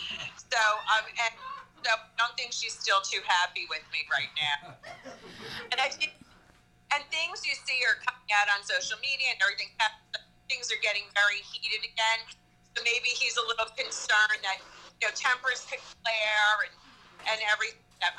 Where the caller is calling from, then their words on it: Ocala, Florida, United States; I wish I was there. I'm dialing in from Ocala, Florida.